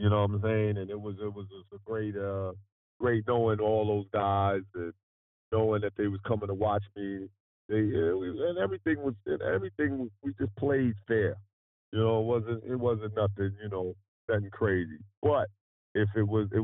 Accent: New York, United States; my time growing up in New York

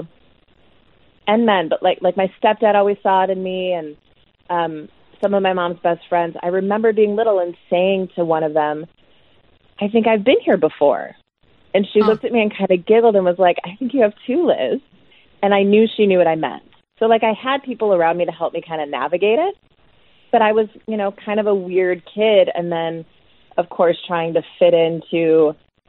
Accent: Chicago, Illinois, United States; I grew up on the North Shore of Chicago.

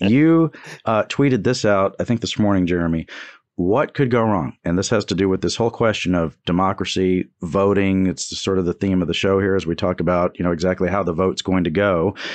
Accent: Houston, Texas, United States; I grew up in the Houston area

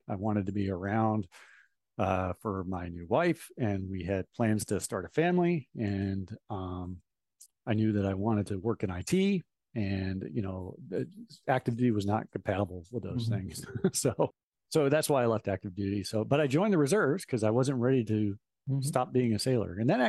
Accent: New Mexico, United States; One was to get out of the tiny little town that I hated that I grew up in New Mexico. A lot of people love that town, but it was not for me.

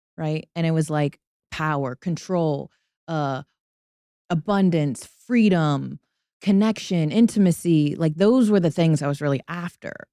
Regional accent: Tuscaloosa, Alabama, United States; moved away as an adult; also born or lived in Atlanta; I grew up in Tuscaloosa

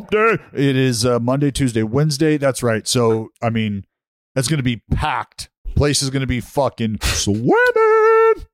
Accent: St. Louis, Missouri, United States; I'm from the Lou and I'm proud.

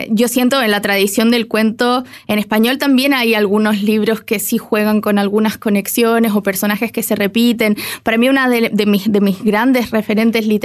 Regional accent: Santiago, Santiago Metropolitan Region, Chile; moved away as an adult; also born or lived in United States; estoy en Chile, soy chilena, digamos, regresé

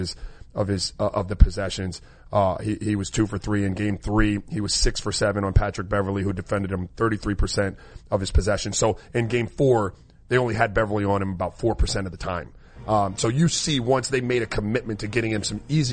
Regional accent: U.S. Virgin Islands; moved away; I was born in St. Croix in the Virgin Islands

